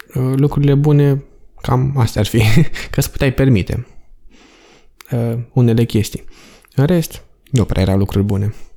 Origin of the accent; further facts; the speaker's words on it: Romania; moved away as an adult; also born or lived in England; sunt român